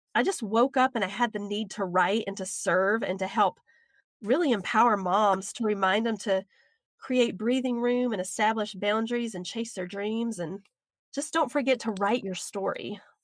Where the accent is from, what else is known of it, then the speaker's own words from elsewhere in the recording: the South, United States; accent: southern; my southern accent